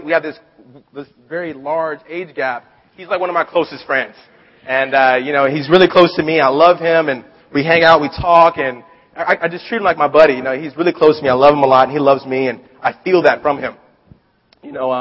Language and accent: English; Long Beach, California, United States; I'm from Long Beach